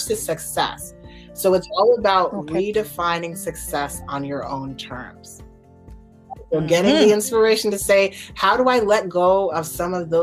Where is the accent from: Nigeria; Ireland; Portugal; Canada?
Nigeria; as a Nigerian